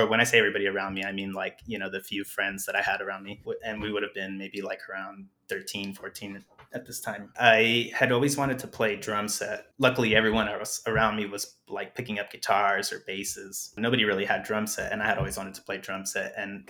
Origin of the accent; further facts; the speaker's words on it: Douglas, Arizona, United States; moved away; also born or lived in Agua Prieta, Sonora, Mexico; I was growing up in Douglas